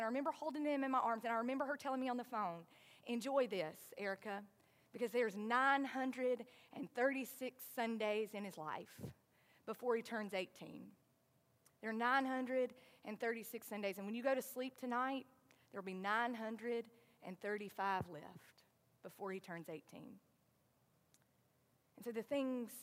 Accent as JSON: {"language": "English", "region": "the South", "country": "United States", "accent": "southern", "said": "my southern accent is going to say hairy sometimes instead of hurry"}